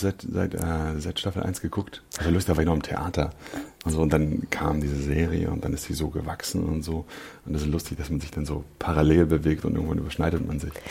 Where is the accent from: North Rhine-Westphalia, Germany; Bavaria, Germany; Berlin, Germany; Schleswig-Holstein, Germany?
Berlin, Germany; ja, ich bin Berliner. Ich bin äh, Südnerköln aufgewachsen.